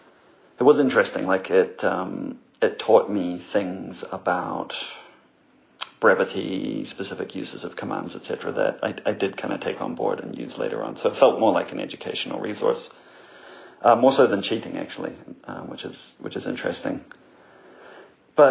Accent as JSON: {"language": "English", "country": "New Zealand", "said": "I'm from New Zealand"}